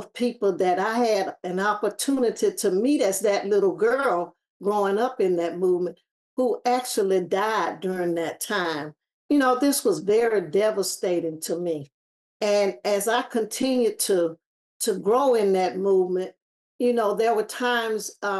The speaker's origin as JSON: {"language": "English", "town": "Selma", "region": "Alabama", "country": "United States", "tie": "born or raised there", "said": "because I grew up in George Washington Carver Projects, where the historic church sits right in the center of."}